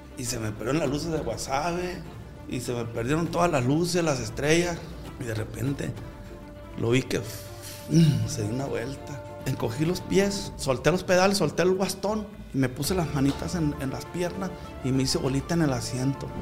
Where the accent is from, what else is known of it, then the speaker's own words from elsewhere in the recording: Culiacán, Sinaloa, Mexico; Pues soy de un ranchito pago Culiacán, pero ahora soy de Culiacán porque Culiacán llegó hasta este rancho